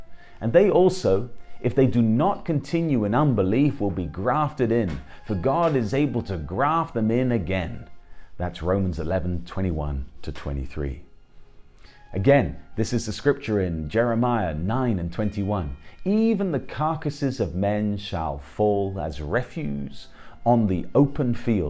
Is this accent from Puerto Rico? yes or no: no; England, United Kingdom; I'm an Englishman